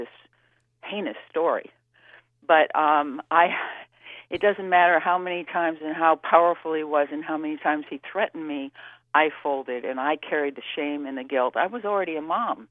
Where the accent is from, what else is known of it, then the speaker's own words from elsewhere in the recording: New York City, New York, United States; I grew up on the East Coast in New York City